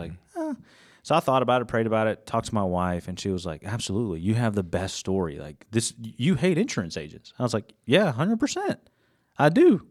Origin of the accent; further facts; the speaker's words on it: Gainesville, Georgia, United States; moved away as an adult; now in Jefferson, United States; I'm originally from Gainesville, Georgia. So just right down the road